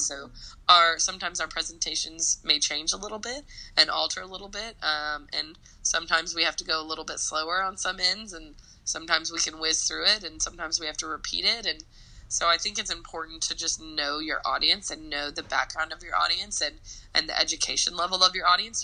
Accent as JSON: {"language": "English", "town": "Nashville", "region": "Tennessee", "country": "United States", "tie": "born or raised there", "also_born_or_lived": "New York", "moved": "as an adult", "said": "I was born and raised in Nashville"}